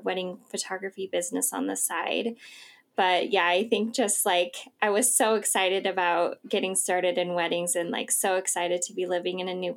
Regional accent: Idaho, United States; also born or lived in Southern California; I'm from Idaho.

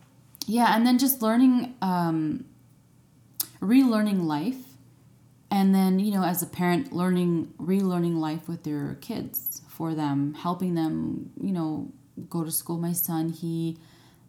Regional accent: United States; moved away as an adult; I'm American

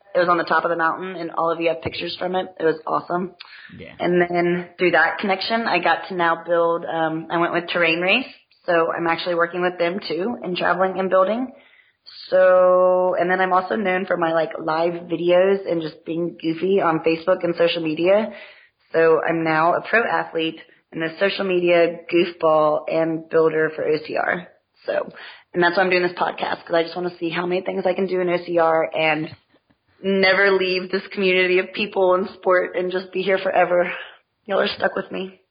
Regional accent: Texas, United States; moved away; also born or lived in Ohio; I'm a Texan.

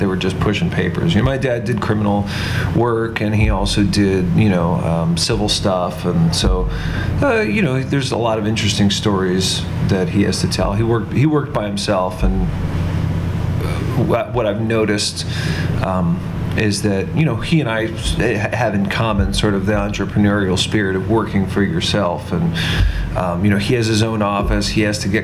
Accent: Dayton, Ohio, United States; I grew up in Dayton, Ohio.

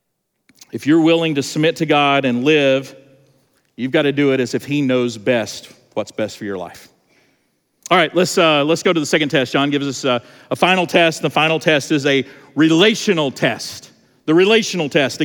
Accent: Georgia, United States; I'm from Georgia

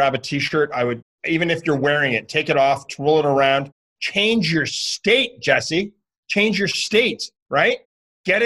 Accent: Canada; I'm from Canada

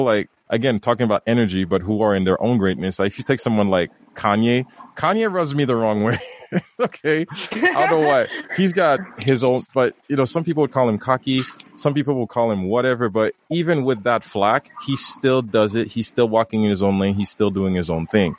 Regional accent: Haiti; moved away as an adult; now in Canada; I grew up in Haiti, you know, being nice little boy, do exactly what mom wants, do exactly what dad wants, until one day, you know, even into my adulthood, coming in here, you know, coming to Canada

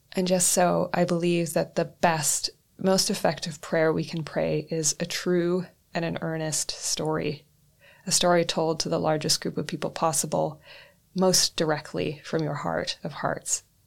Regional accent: northwestern Canada, Canada; now in Reykjavik, Iceland; I am a Canadian born human of European descent who grew up in northwestern Canada.

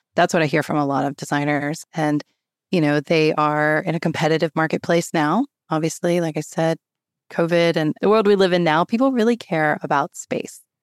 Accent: High Point, North Carolina, United States; I grew up in High Point, North Carolina, which is the home of home furnishings

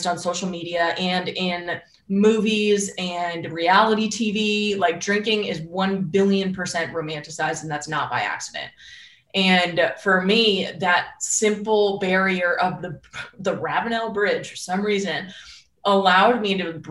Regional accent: Northeast, United States; and I'm from the Northeast where that's like my blood.

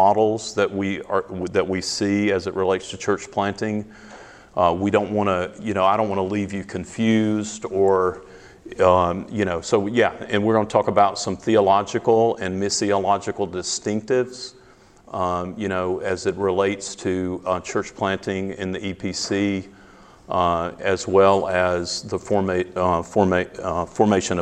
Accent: the South, United States; accent: Southern; moved away as an adult; now in Greeley, United States; I'm originally from the South

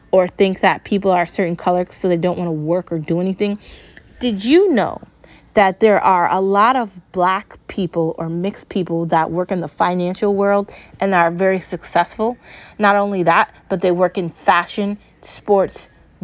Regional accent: United States; I'm an American.

